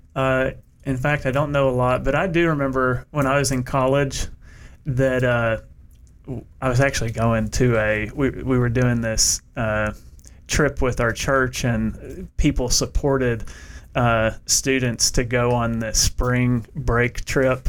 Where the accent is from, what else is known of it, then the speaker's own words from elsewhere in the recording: United States; now in Knoxville, United States; where I grew up in Bowling Green, Kentucky